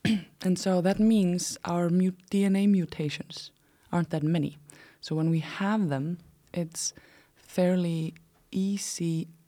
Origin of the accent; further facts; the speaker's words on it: Iceland; So like I said, I am from Iceland. I have lived in many, many places in Iceland. I had already moved 30 times when I was about 16 years old.